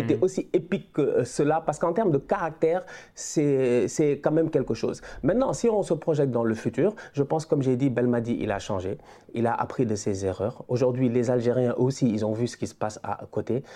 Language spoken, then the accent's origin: French; Senegal; chez nous au Sénégal